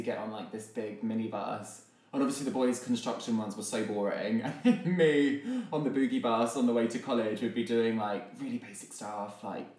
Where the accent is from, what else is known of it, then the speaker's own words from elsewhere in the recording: Hertfordshire, East of England, United Kingdom; I'm from Hertfordshire, so I was going to have a Hertfordshire life in the country.